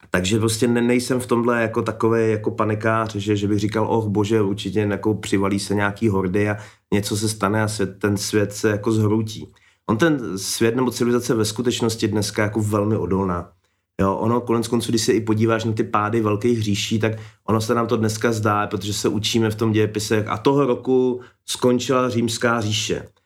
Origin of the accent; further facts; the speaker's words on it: Czechia; my Češi